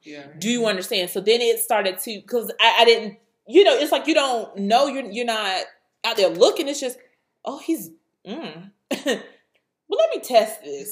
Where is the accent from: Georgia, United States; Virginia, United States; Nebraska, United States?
Virginia, United States; Suffolk; I grew up in Suffolk